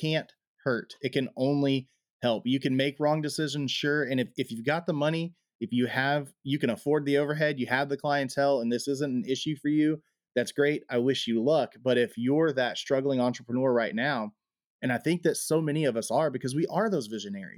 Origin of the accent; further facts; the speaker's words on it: United States; as American citizens